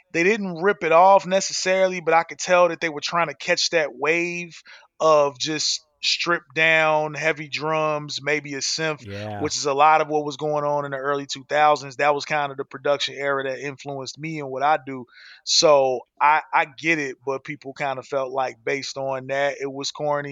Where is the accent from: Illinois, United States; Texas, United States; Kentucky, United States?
Illinois, United States; Chicago; now in Arizona, United States; I live in Arizona, but I grew up in Chicago